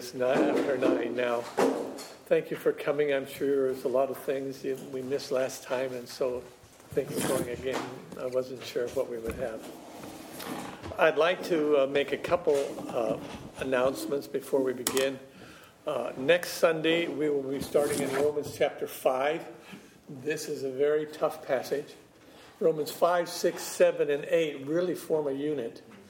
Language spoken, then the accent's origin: English; California, United States; Well, I'm from California, and it's been nice, and man, it's so stuffy in this room.